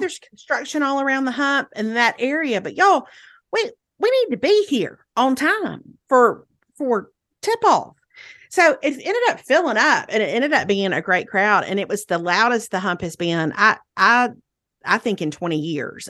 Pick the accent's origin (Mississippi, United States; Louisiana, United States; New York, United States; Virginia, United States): Mississippi, United States; Meridian; went to Meridian, to my hometown